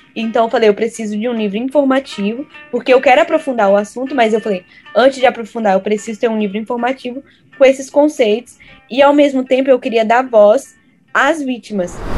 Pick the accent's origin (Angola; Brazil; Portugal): Brazil; Vitória, Espírito Santo; moved away; also born or lived in Recife / Hawaii; Eu sou de Vitória, Espírito Santo